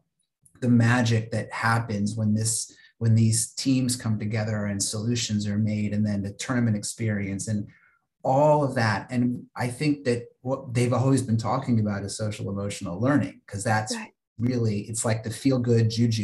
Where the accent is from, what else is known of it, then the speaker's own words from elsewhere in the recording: Virginia, United States; where I grew up in Virginia